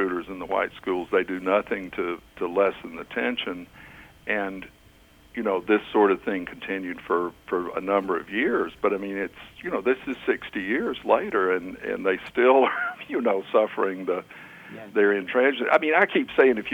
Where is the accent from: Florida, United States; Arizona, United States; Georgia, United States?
Georgia, United States; Macon; I was raised in Macon, Georgia, one of the capitals of the lost cause